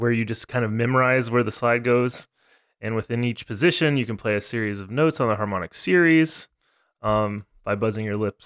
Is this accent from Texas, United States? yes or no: yes; Texas, United States; now in Pittsburgh, United States; I grew up in Texas